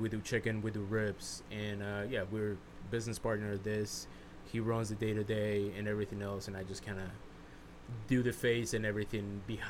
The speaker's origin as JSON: {"language": "English", "country": "United States", "tie": "born or raised there", "said": "growing up being Mexican, but growing up in the United States"}